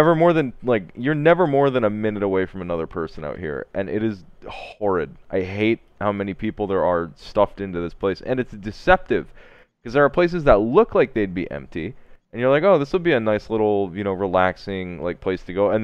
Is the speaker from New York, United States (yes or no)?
no; Idaho, United States; moved away; And I grew up in Idaho.